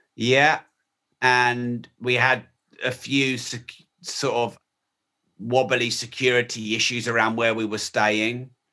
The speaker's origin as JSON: {"language": "English", "country": "United Kingdom", "said": "I'm very British and white"}